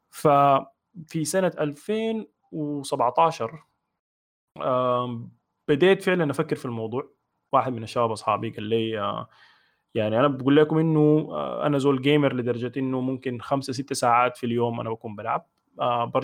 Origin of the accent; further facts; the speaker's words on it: Tuti Island, Khartoum, Sudan; also born or lived in United Arab Emirates; now in Abu Dhabi, United Arab Emirates; عمري 30 سنه مواليد 1990 آه، سوداني من جزيره توتي من مواليد دوله الامارات واسكن حاليا في ابو ظبي